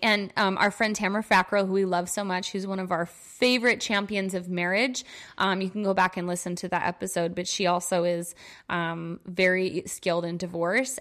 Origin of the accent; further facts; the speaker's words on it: New York, United States; moved away; in my hometown visiting my parents